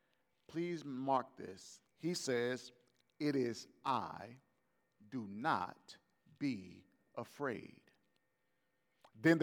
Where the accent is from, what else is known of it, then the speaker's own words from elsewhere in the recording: Gulf Coast, United States; I'm from the Gulf Coast, and my family is rooted with the New Orleans Saints